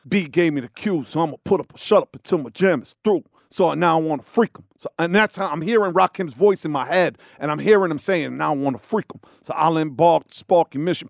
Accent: New York, United States; I'm from New York

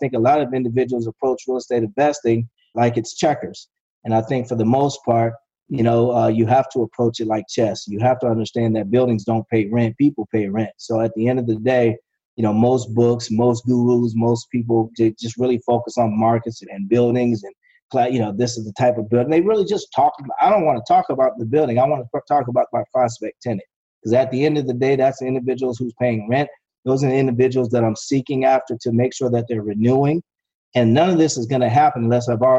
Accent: Florida, United States; I'm from Florida, so we're big on Publix

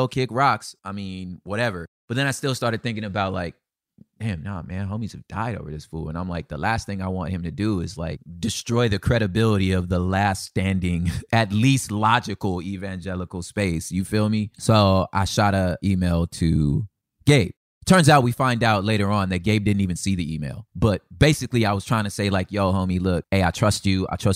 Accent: Los Angeles, California, United States; I'm from South Central Los Angeles

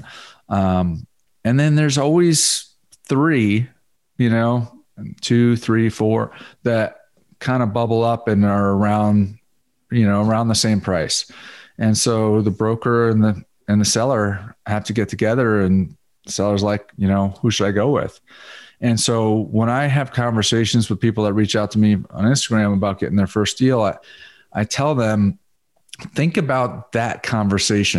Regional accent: Connecticut, United States; also born or lived in South Florida; now in Dallas, United States; I grew up in Connecticut

